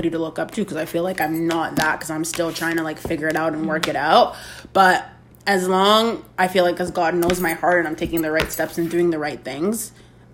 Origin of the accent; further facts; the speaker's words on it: Mississauga, Ontario, Canada; rep the West End of Mississauga to the fullest